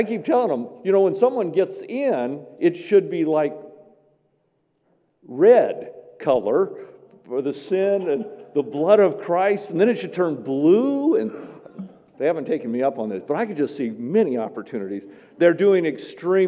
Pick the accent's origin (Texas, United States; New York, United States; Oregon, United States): Oregon, United States; Medford; also born or lived in Grants Pass, Oregon / Myrtle Creek, Oregon; I grew up in Medford